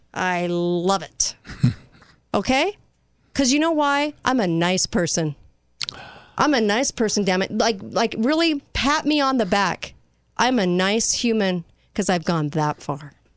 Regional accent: United States; I'm American

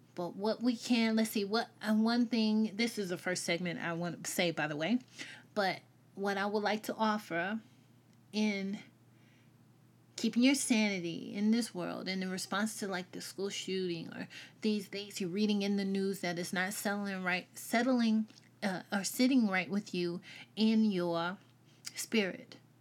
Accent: the South, United States; accent: Southern; I'm Southern. But, um, I grew up in the South.

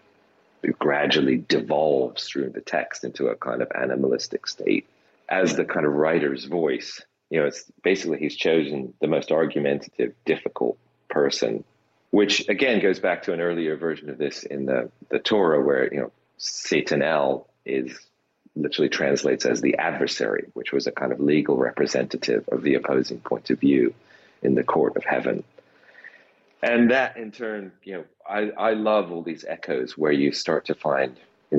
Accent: United Kingdom; as a British person

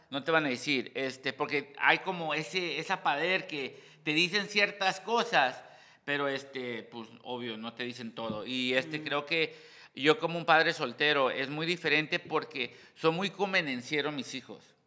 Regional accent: Hacienda Heights, California, United States; yo vine de Hacienda High

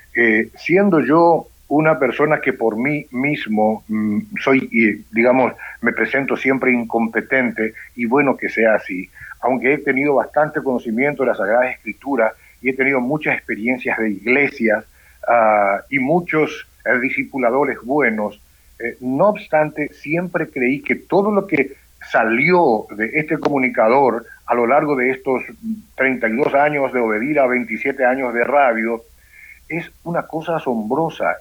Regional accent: Asunción, Paraguay; yo soy de Asunción, Paraguay, soy hijo de un paraguayo y una italiana

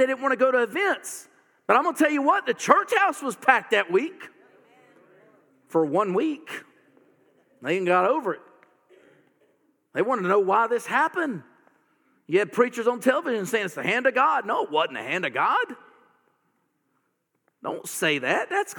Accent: the South, United States; You know what? I'm a Southerner, and I have never owned a gun.

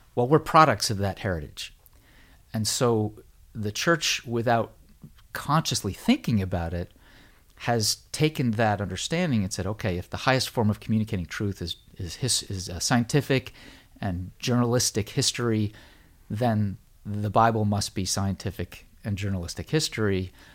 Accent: United States; born or raised there

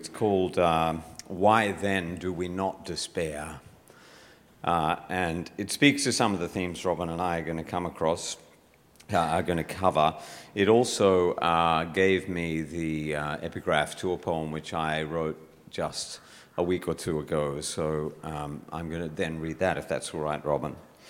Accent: Bowral, New South Wales, Australia; This is not cold. I'm from Bowral. This is not cold.

